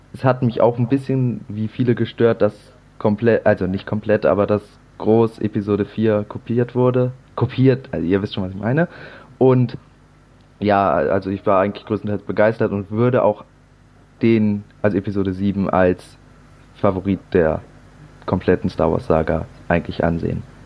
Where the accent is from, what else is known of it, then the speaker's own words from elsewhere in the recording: Hamburg area, Germany; komme wie Tim auch aus dem Raum Hamburg